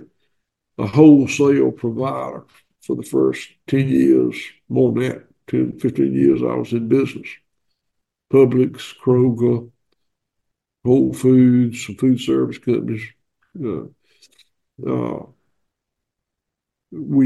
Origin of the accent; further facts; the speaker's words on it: the South, Southern United States, United States; accent: southern; I'm told that my accent's a little bit southern